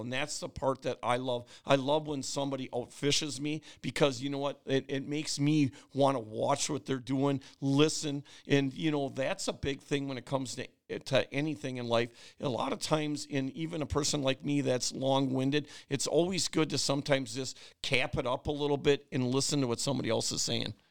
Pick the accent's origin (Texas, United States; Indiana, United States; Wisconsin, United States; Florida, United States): Wisconsin, United States; Oshkosh; also born or lived in Berlin, Wisconsin; I grew up in Oshkosh on Lake Winnebago